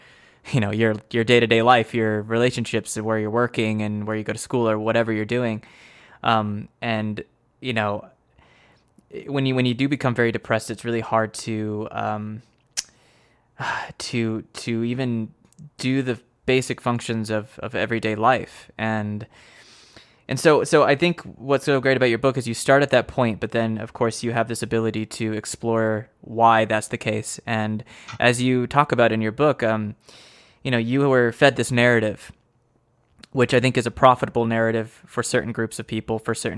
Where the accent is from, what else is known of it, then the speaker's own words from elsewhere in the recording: United States; I'm an American